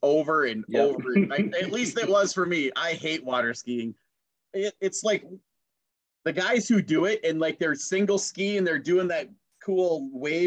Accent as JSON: {"language": "English", "town": "Brainerd", "region": "Minnesota", "country": "United States", "said": "I'm from Brainerd"}